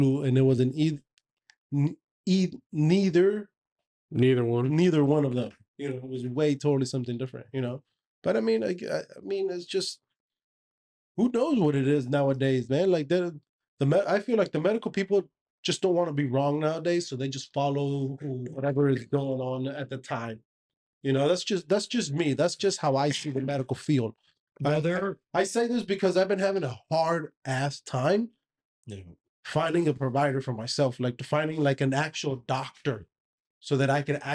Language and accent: English; United States; I was born and raised here in America